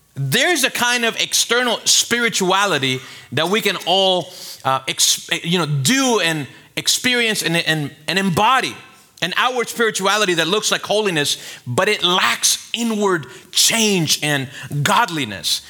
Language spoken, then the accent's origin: English; Venezuela; now in Miami, United States; I'm from Venezuela.